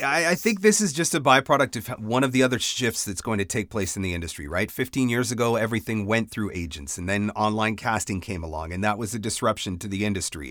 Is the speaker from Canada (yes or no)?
yes; Canada; I'm Canadian